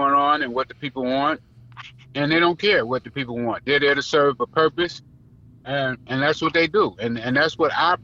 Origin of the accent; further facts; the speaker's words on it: Texas, United States; I'm from Texas. I was born there